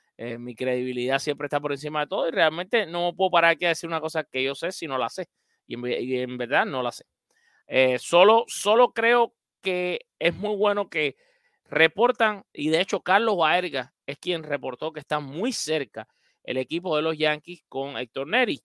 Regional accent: Cuba; now in Miami, United States; mi tierra, Cuba

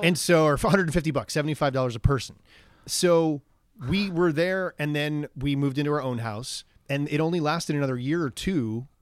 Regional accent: Long Island, New York, United States; moved away as an adult; I was raised in Long Island

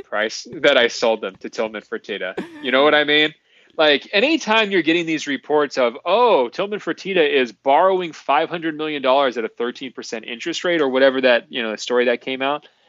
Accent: Portland, Oregon, United States; I'm from Portland

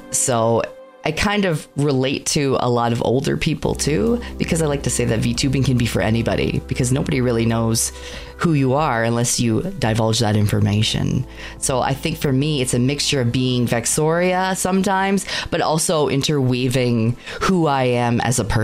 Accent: Canada; I am a Canadian VTuber

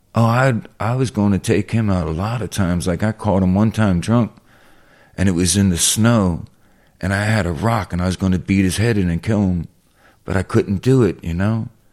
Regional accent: Philadelphia, Pennsylvania, United States; I'm from South West Philly

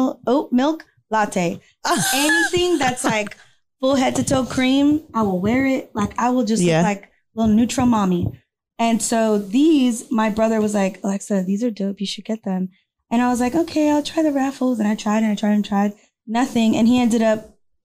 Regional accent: Houston, Texas, United States; moved away as an adult; also born or lived in New York; I moved down to Houston because I'm from Houston and I was like, I need to be with my people

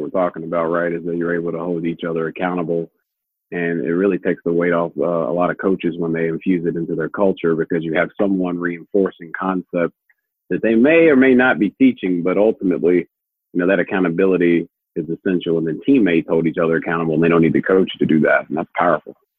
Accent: Louisville, Kentucky, United States; here when we're from Louisville and in the state of Kentucky

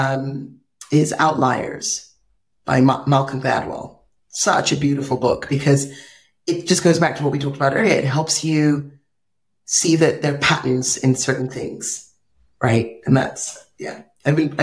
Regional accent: Nigeria; I'm this Nigerian girl

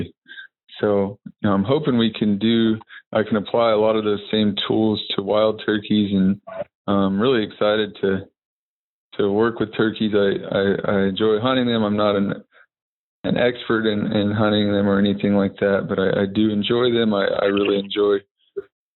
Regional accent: Texas, United States; I grew up in Texas.

